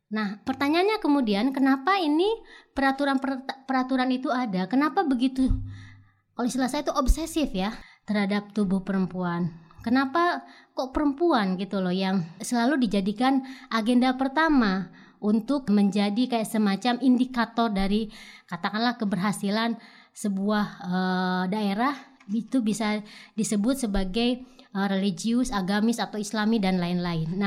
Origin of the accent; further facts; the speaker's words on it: Pandeglang, Banten, Indonesia; Misalnya dalam kasus di daerah saya di Pandeglang ada SK bupati yang mengharuskan pegawainya misalnya pakai jilbab